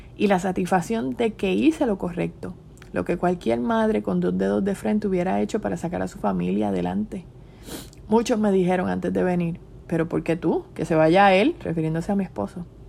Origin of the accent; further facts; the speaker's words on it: Puerto Rico; moved away as an adult; si quiero regresar a mi isla, si no extraño mi casa, las alcapurrias, los bacalaitos, el lechón, la playa.